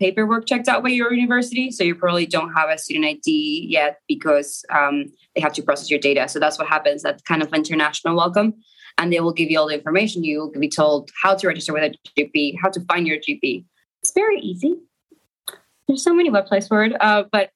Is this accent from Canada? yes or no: no; Argentina; moved away as an adult; now in Manchester, United Kingdom; I'm from Argentina